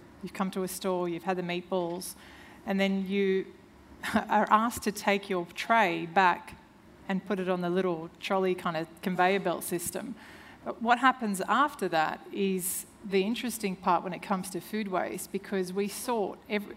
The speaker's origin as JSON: {"language": "English", "country": "Serbia", "tie": "born or raised there", "moved": "yes", "said": "I'm originally from Serbia, and when I was 8, I remember my mother killing a chicken"}